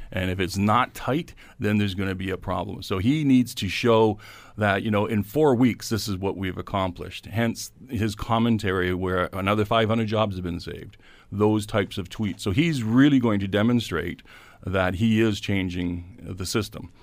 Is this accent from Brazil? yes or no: no; Canada